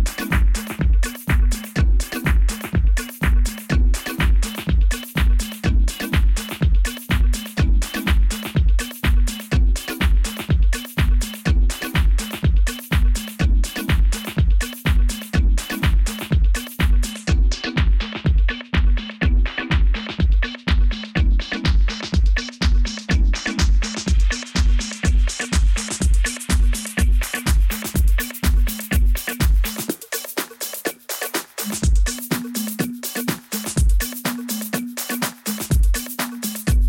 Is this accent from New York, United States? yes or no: yes; New York, United States; we grew up together in New York.